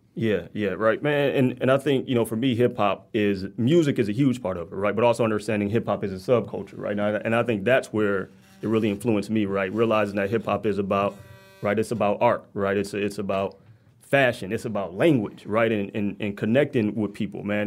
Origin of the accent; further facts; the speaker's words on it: Detroit, Michigan, United States; I grew up between six and seven mile in Evergreen